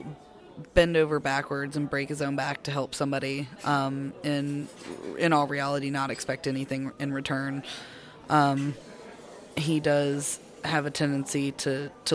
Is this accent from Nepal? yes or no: no; Sandy Springs, Georgia, United States; born or raised there